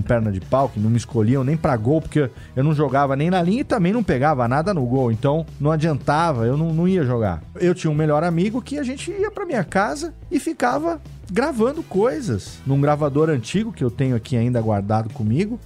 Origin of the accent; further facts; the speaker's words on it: Serra Negra, São Paulo, Brazil; moved away as an adult; also born or lived in São Bernardo do Campo / Japan; Eu sou de Serra Negra, uma cidade pequena no interior de São Paulo, que tem 25 mil habitantes